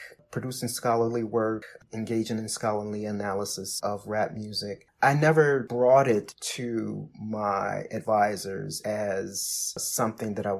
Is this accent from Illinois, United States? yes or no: yes; Chicago, Illinois, United States; I'm from Chicago